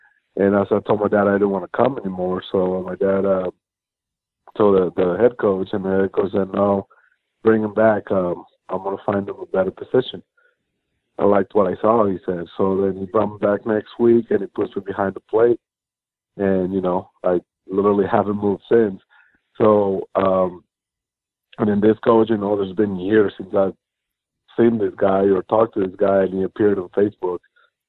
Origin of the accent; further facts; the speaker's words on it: Mexico; moved away; growing up in Mexico